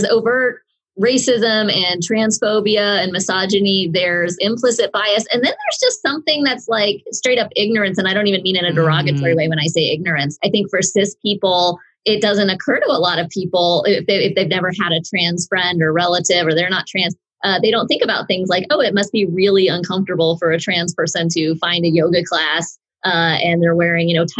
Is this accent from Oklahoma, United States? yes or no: yes; Oklahoma, United States; I'm from Oklahoma.